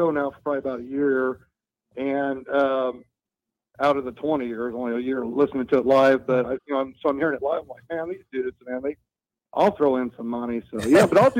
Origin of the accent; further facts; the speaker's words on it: Decatur, Illinois, United States; I'm from Illinois, Decatur, Illinois